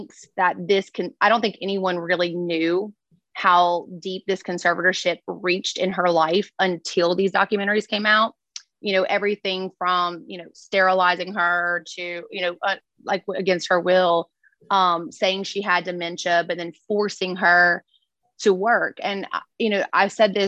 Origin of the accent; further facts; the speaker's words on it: Louisiana, United States; I'm from Louisiana.